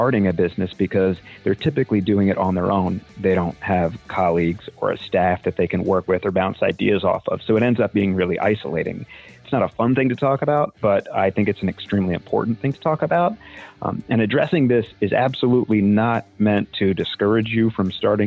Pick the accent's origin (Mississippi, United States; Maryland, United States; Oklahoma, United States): Maryland, United States; Annapolis; I'm from Annapolis, Maryland, and I own Severn River Music